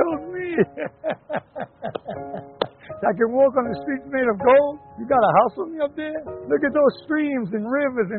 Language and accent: English; New York City, New York, United States; I grew up in New York, grew up in Queens